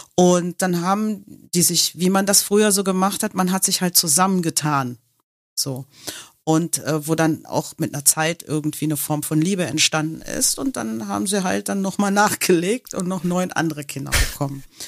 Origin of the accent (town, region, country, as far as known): Germany; born or raised there; first language English; German is a second language; also born or lived in Manhattan, New York, United States